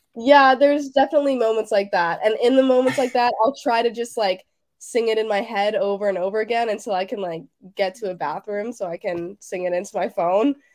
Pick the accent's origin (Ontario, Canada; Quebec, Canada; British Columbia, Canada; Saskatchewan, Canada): Ontario, Canada; Toronto; I'm from Toronto, Canada